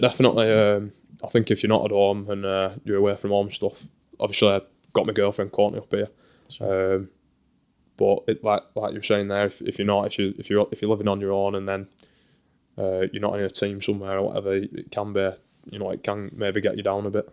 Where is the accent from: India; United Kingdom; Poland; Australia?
United Kingdom; Burnley, North West England; moved away as an adult; now in Motherwell, United Kingdom; that sort of subculture growing up in Burnley